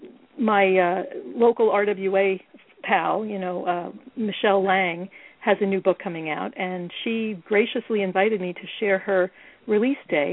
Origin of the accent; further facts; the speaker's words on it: New York, United States; I'm a New Yorker